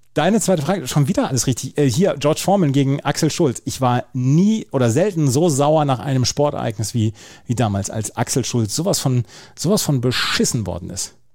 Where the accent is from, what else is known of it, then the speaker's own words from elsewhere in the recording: Bad Oeynhausen, North Rhine-Westphalia, Germany; in meinem Heimatort